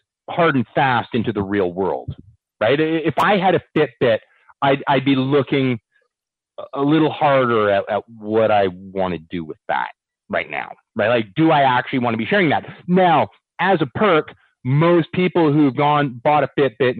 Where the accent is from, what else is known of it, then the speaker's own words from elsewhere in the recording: Canada; I'm a Canadian